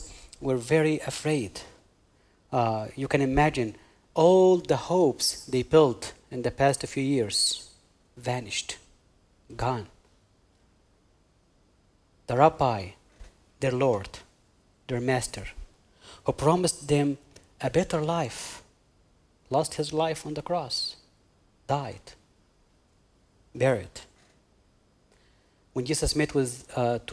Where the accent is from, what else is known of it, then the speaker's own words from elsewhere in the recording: Egypt; moved away; I'm originally from Egypt. And because I'm from Egypt